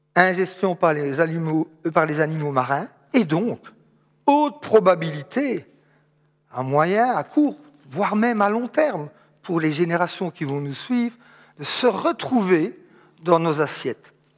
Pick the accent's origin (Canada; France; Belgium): Belgium; Charleroi, Wallonia; Je suis Carolo, ma maman habite ici tout près, à Châtelineau.